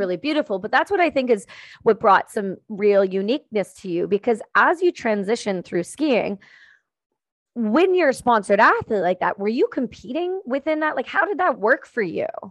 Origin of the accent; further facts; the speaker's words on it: Ontario, Canada; I'm from Ontario